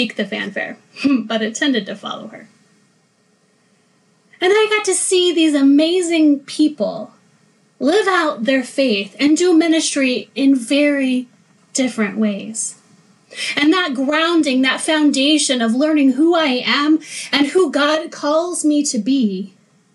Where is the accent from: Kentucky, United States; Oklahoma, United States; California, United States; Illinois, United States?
Oklahoma, United States; I grew up in Oklahoma